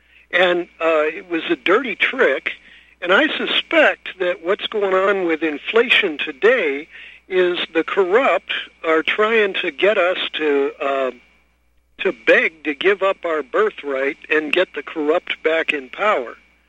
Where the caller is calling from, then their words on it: San Francisco, California, United States; I'm calling you from San Francisco.